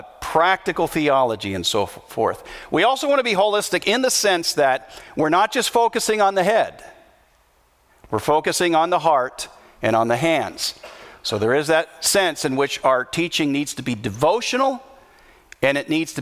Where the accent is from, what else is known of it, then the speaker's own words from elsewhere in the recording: United States; I'm an American